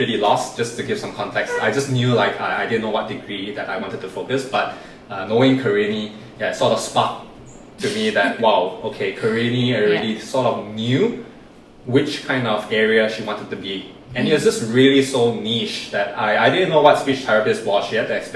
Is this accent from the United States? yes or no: no; Malaysia; also born or lived in Singapore; it's so proud being Malaysian in Singapore